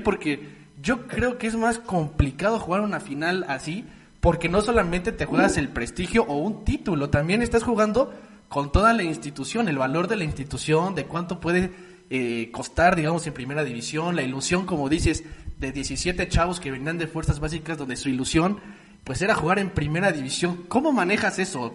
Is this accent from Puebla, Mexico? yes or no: yes; Puebla, Mexico; nosotros que somos eh, pues de Puebla